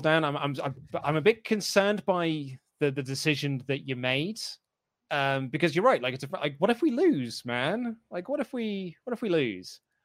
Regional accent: United Kingdom; as a Brit

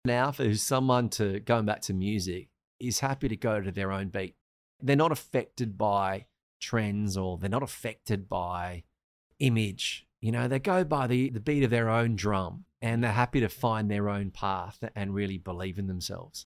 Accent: Australia; moved away; also born or lived in Sri Lanka; I'm Australian

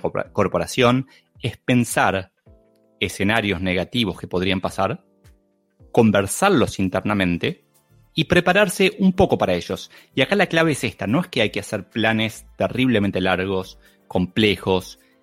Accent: Argentina; soy argentino, se me nota muchísimo

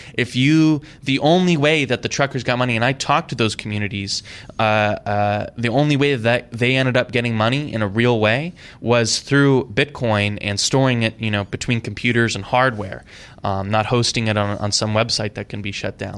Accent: Idaho, United States; I grew up in Idaho

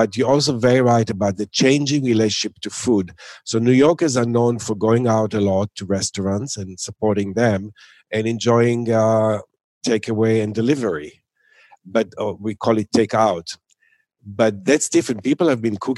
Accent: Tel Aviv, Tel Aviv District, Israel; now in New York, United States; I grew up in Tel Aviv

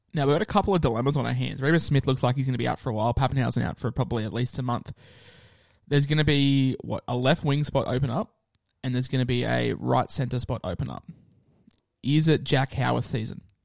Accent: Queensland, Australia; I'm a Queenslander

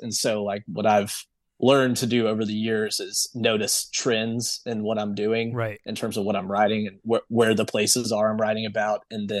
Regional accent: San Antonio, Texas, United States; also born or lived in Saudi Arabia / Germany; but I'm from San Antonio, but I lived in Saudi Arabia for about 9 years, and then Germany for about two.

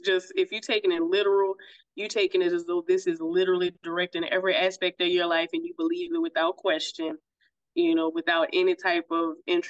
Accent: United States; I see something that looks very familiar to me as an American.

